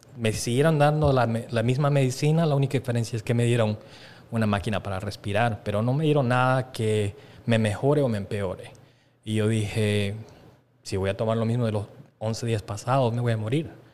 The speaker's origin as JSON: {"language": "Spanish", "country": "Bolivia", "tie": "born or raised there", "moved": "yes", "said": "nosotros nos criamos en Sudamérica"}